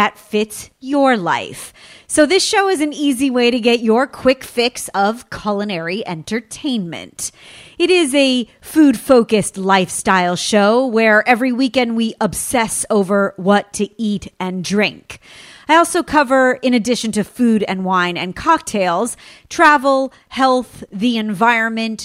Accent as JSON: {"language": "English", "region": "California", "country": "United States", "said": "in my home state, here in sunny California"}